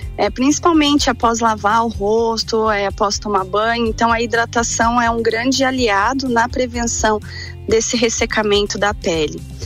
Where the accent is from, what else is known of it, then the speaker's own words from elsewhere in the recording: Paraná, Brazil; moved away as an adult; also born or lived in Curitiba; now in Lages, Brazil; eu sou paranaense é, e vim para Lages para fazer a faculdade